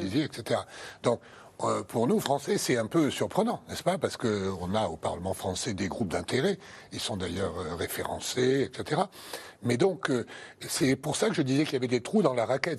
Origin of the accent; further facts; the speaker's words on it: France; chez nous en France